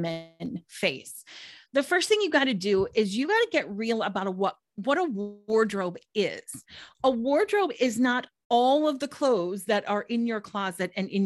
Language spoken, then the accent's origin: English; Minnesota, United States; moved away as an adult; also born or lived in Washington, D.C.; in 1999, I moved from Minnesota, where I'm originally from, to Washington, D.C. for a job